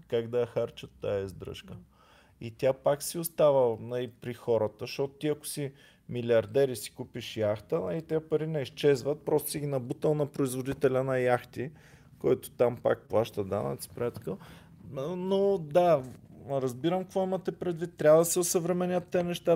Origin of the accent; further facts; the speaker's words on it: Bulgaria; сме българи